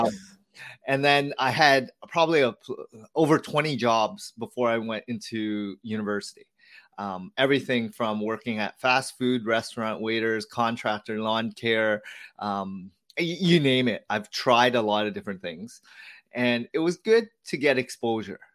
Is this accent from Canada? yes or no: yes; Hamilton, Ontario, Canada; So I was born here as the fourth child. All my siblings were, um, born in Vietnam. And I grew up in Hamilton, so not too far from Toronto, Canada.